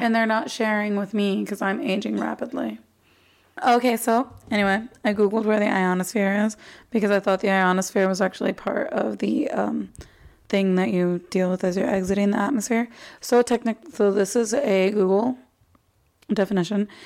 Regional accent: Arizona, United States; also born or lived in Texas; My parents moved us to Arizona, right, like when I was one or two or something like that but Arizona is where I've spent the last 27 years

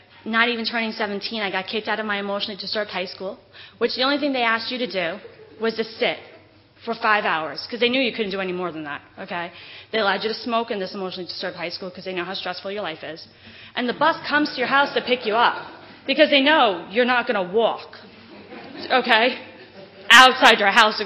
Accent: Whitehall, New York, United States; also born or lived in Queens, New York; my mom moved us to Whitehall, New York from Queens

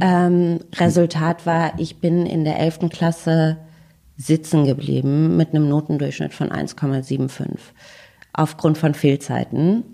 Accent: Berlin, Germany; ich komme aus Berlin

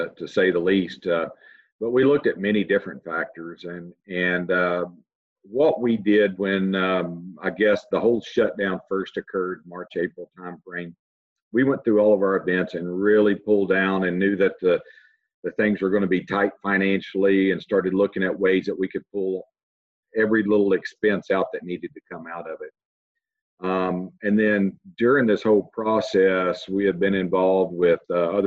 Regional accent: Texas, United States; moved away as an adult; I'm originally from Texas. Spent all my life up until this point in Texas. I kind of grew up through the agricultural ranks

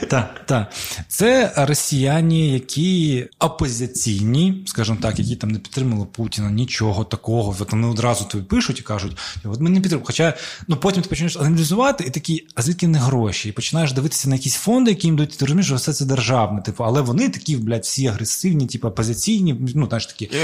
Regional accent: Crimea, Ukraine; я типу з Криму, я кримський татарин

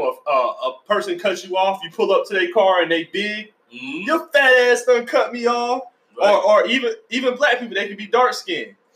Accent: Georgia, United States; also born or lived in Florida; I'm from Florida too. I was born in Florida. I grew up in Georgia

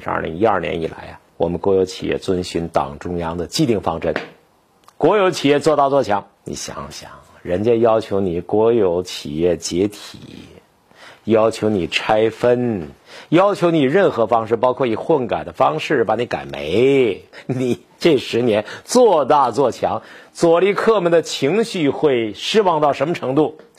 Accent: China; 我们中国人这么干

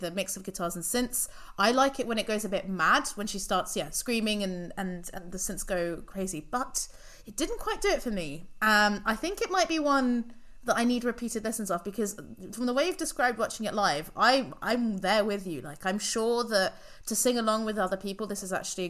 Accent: Luxembourg; I grew up in Luxembourg

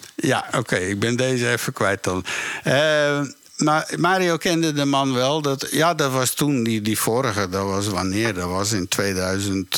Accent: Woerden, Utrecht, Netherlands; moved away; also born or lived in New York; waar ik opgegroeid ben in Woerden, in Nederland

